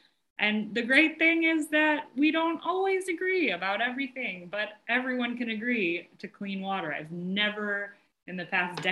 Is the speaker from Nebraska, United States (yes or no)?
no; Cleveland, Ohio, United States; also born or lived in Melbourne, Australia; I'm from Cleveland, Ohio